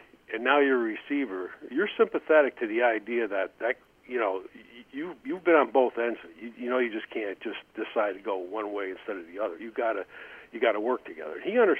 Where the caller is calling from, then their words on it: Albany, New York, United States; Hi, John. This is … in Albany.